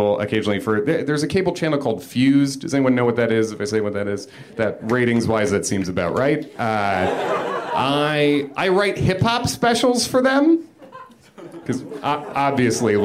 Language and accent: English; Chicago area, Illinois, United States; born or raised there; now in New York, United States